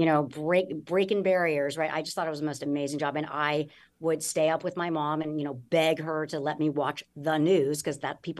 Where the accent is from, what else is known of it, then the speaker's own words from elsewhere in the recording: Los Angeles, California, United States; I grew up in Los Angeles